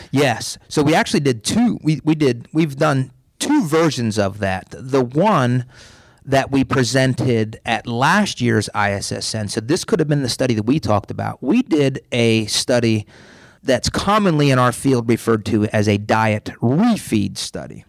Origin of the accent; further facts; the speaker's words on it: Pennsylvania, United States; now in Tampa, United States; I was born in Pennsylvania. I grew up on a farm.